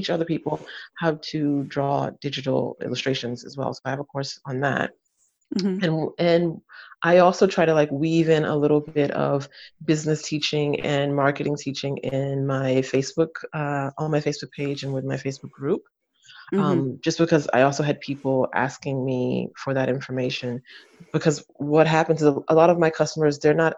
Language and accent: English; United States; moved away as an adult; now in France; I'm American, but I live in France. I've been here for about 13 years now.